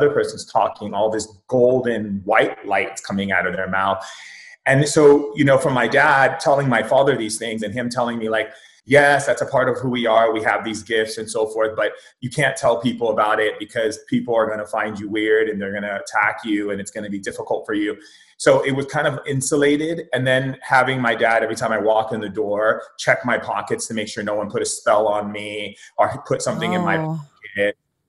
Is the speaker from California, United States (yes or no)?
yes; Foster City, California, United States; also born or lived in Hawaii; I grew up in two places. I grew up in Foster City. It's a little town outside of San Francisco. And I also grew up in Hawaii and Oahu, in several places in Hawaii.